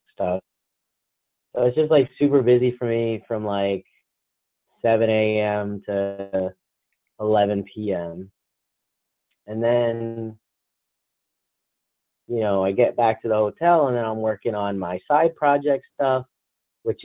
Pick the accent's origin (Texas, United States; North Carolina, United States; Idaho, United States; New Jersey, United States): New Jersey, United States; accent: New Jersey; my New Jersey accent